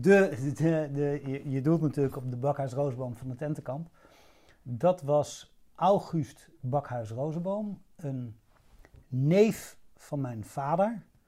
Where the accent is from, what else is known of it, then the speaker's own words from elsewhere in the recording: Hilversum, North Holland, Netherlands; moved away as an adult; also born or lived in Rotterdam / Amsterdam / Kenya / Chad; now in Laren, Netherlands; Ik ben geboren in Rotterdam, en toen, eh, een beetje op mijn zesde, zevende, naar Hilversum verhuisd. En daar ben ik opgegroeid